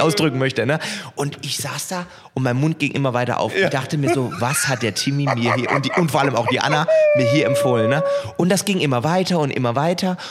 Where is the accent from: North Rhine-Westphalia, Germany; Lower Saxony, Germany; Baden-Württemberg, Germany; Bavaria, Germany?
Baden-Württemberg, Germany; Heilbronn; meiner Heimatstadt Heilbronn